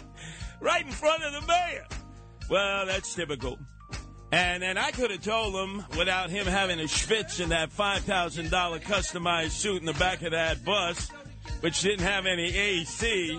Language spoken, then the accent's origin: English; New York, United States; I'm from the Mid-Hudson Valley. I couldn't find my way around New York City without the state troopers and a GPS.